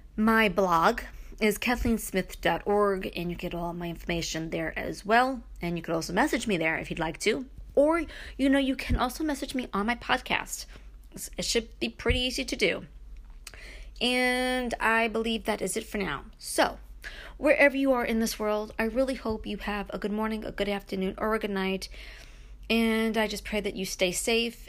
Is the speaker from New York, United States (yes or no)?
yes; Brooklyn, New York, United States; now in Upstate New York, United States; growing up in Brooklyn, moving to upstate